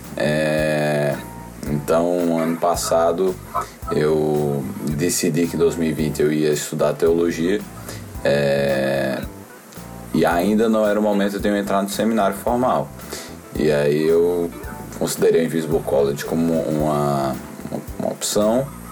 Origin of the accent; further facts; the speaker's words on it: Recife, Pernambuco, Brazil; eu Sou de Recife